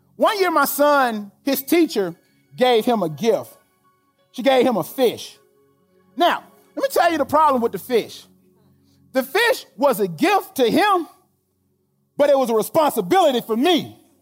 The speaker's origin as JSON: {"language": "English", "region": "Alabama", "country": "United States", "said": "I'm from Alabama"}